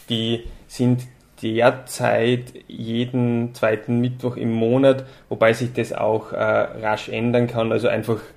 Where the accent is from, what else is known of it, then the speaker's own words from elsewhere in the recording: Salzburg, Austria; Also ich äh, bin jetzt eigentlich seit drei Jahren erst Bewohner in Itzling und habe, obwohl ich äh, gebürtiger Salzburger bin, Itzling bevor ich hier gelebt habe, gar nicht wirklich gekannt